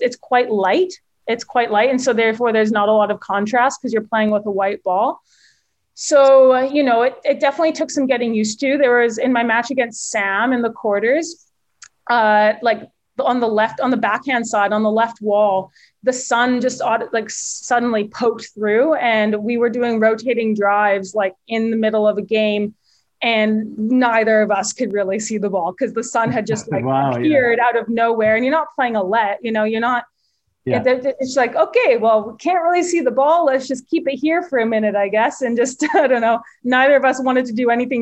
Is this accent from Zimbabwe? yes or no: no; Victoria, British Columbia, Canada; I'm from Victoria, and I grew up playing a lot of events in Vancouver